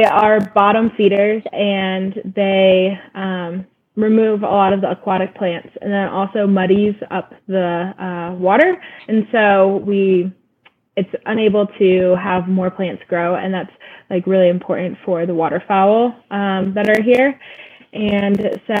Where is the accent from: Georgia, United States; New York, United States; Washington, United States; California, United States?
New York, United States; Syracuse; moved away as an adult; also born or lived in Aspen, Colorado; now in Southern Nevada, United States; I was born and raised in central New York State near Syracuse